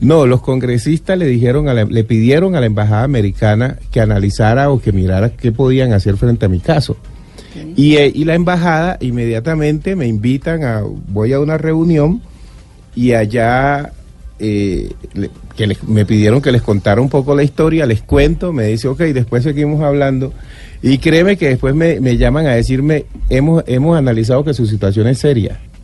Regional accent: Pacific region, Colombia; ¿Somos o no somos colombianos los habitantes del Pacífico?

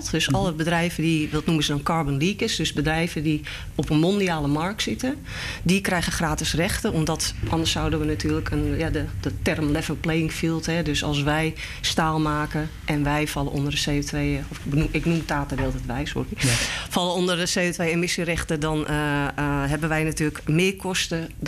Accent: Netherlands; daar betalen wij als Nederlanders allemaal mee.

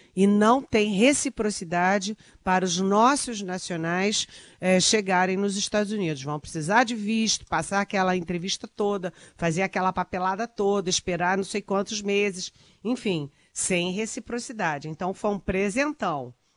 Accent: Brazil; nós, brasileiros, somos da América Latina

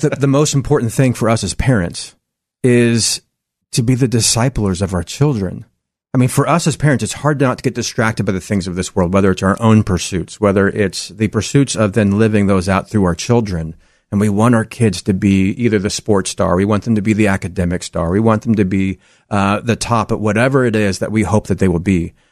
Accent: Salem, Oregon, United States; I'm actually born and raised right here in Oregon. I grew up in Salem

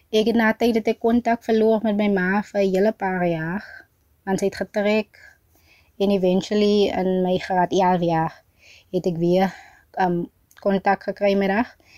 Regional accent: Oudtshoorn, Western Cape, South Africa; also born or lived in Free State; Ek is 'n 23-jarige van Bialdrag. Dis 'n plaas net so buite Oudtshoorn

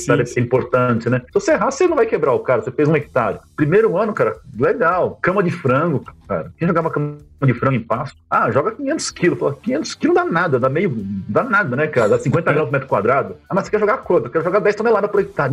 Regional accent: São Paulo, Brazil; moved away as an adult; now in Rio Verde, Brazil; eu moro aqui em Rio Verde, Goiás, no sudoeste goiano, né? Há 25 anos mais ou menos, eu sou paulistano, paulistano do Butantã, estudei Olha na escola de aplicação da USP lá, do lado da USP, morava do lado da USP no Butantã

